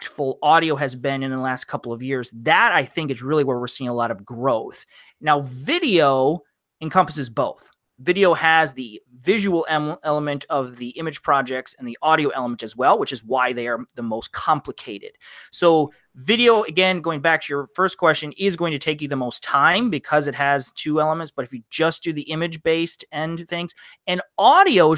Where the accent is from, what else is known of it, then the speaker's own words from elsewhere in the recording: Midwest, United States; I'm a Midwest guy, taught outside of Detroit